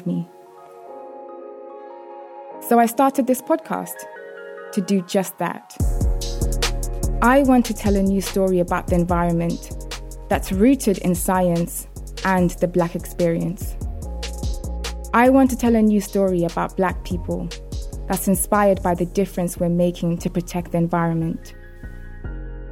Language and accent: English; London, United Kingdom; my hometown, South London